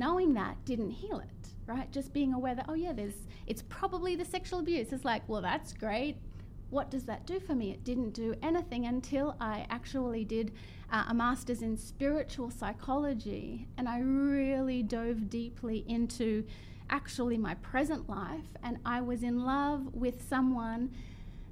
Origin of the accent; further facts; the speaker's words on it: Brisbane, Queensland, Australia; moved away as an adult; now in United States; I'm from Brisbane, Australia